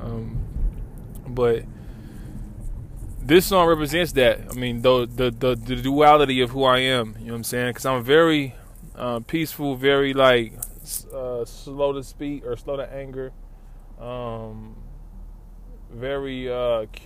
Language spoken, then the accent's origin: English; Lawton, Oklahoma, United States; moved away as an adult; now in Oklahoma City, United States; I'm from Lawton